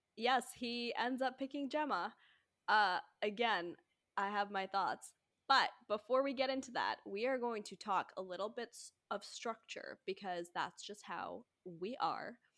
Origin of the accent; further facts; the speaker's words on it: United States; I'm American